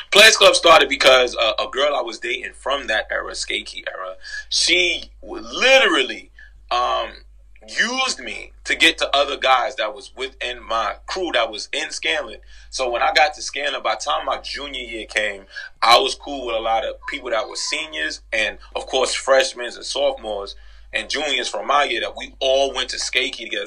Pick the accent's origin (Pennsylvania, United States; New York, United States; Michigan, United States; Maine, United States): New York, United States; New York City; I'm originally from the Grand Concourse 170